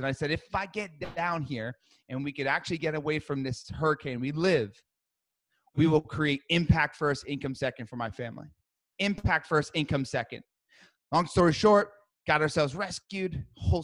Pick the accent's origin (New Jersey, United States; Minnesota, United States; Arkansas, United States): New Jersey, United States; I grew up in New Jersey